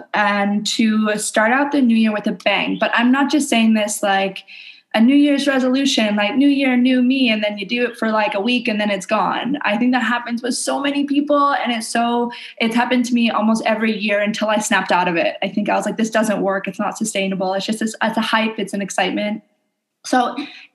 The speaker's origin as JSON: {"language": "English", "country": "Canada", "moved": "yes", "lives_now": "Indonesia"}